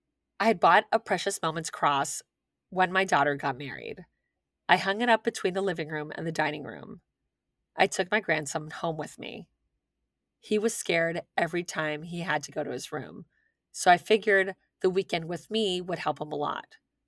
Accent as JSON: {"language": "English", "town": "Milwaukee", "region": "Wisconsin", "country": "United States", "tie": "born or raised there", "said": "I live in South Florida, but I grew up in Milwaukee."}